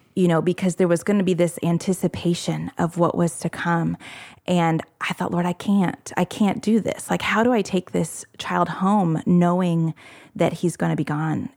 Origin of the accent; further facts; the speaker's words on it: Indianapolis, Indiana, United States; moved away as an adult; now in Morehead, Kentucky, United States; I grew up in the Indianapolis area